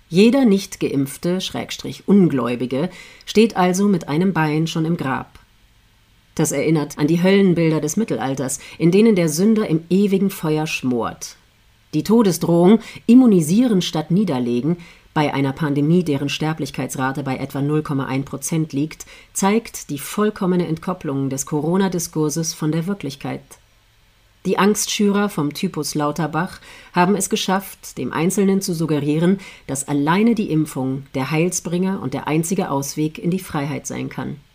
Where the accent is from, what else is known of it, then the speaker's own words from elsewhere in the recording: Austria; Deutschland ist da keine Ausnahme. In meiner Heimat Österreich lautete vor kurzem eine Nachricht bei ORF Online